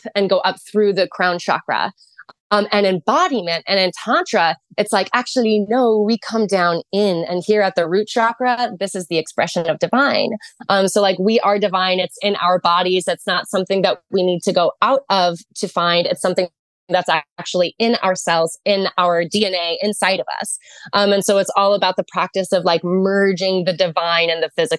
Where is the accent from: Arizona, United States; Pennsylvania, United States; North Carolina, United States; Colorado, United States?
Arizona, United States; I was from Arizona